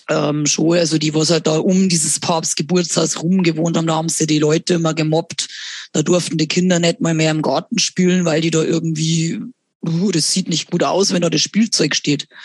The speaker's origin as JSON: {"language": "German", "region": "Bavaria", "country": "Germany", "said": "verdient man tatsächlich in der behinderten äh, Betreuung am besten bei uns in Bayern."}